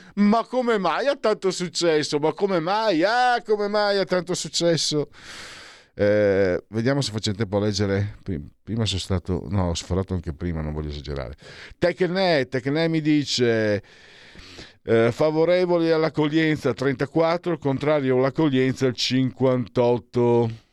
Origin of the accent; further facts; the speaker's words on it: Friuli-Venezia Giulia, Italy; io vengo dal Friuli